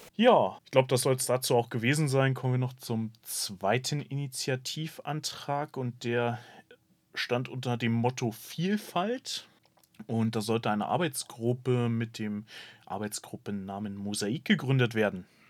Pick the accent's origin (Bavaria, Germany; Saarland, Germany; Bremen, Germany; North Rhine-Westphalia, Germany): Bremen, Germany; als Bremer